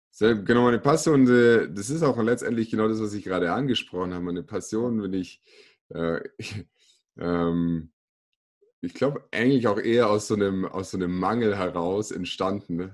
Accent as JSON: {"language": "German", "town": "Kaufbeuren", "region": "Bavaria", "country": "Germany", "tie": "born or raised there", "moved": "yes", "lives_now": "Augsburg, Germany", "said": "Ich komme äh, gebürtig aus Kaufbeuren im schönen Ostallgäu, äh, lebe mittlerweile in Augsburg"}